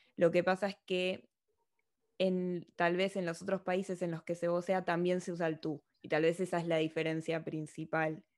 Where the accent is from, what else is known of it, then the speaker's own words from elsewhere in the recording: Argentina; accent: argentino; moved away as an adult; now in Madrid, Spain; soy argentina